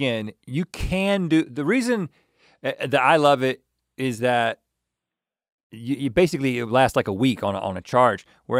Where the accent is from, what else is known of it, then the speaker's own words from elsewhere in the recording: Colorado, United States; I'm from Colorado.